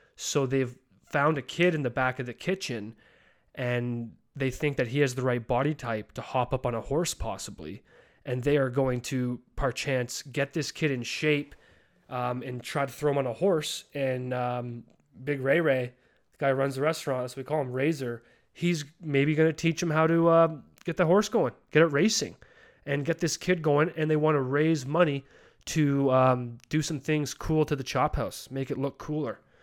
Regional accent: Calgary, Alberta, Canada; moved away as an adult; also born or lived in Ontario; my hometown, Calgary

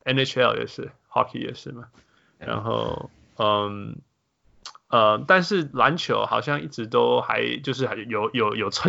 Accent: Canada; moved away; 我是加拿大人，

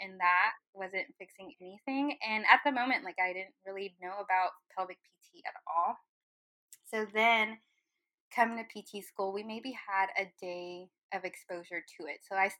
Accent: Irving, Texas, United States; So I was raised in Irving for part of my life.

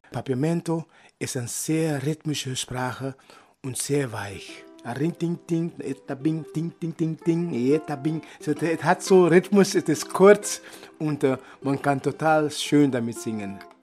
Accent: Oranjestad, Aruba; German is a second language; moved away; Ich bin geboren in Rancho in Aruba ist ein Ort, wo viele Fischermänner sind und dort bin ich angefangen mit der Musik

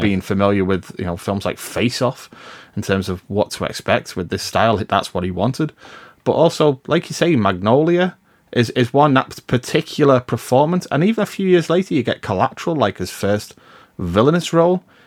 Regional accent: United Kingdom; I'm British

